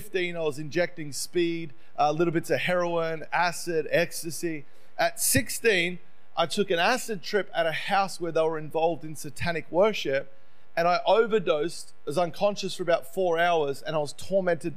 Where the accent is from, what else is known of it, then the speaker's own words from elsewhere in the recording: Melbourne, Victoria, Australia; moved away as an adult; now in United States; I grew up in Melbourne, and my parents divorced when I was about 5 or 6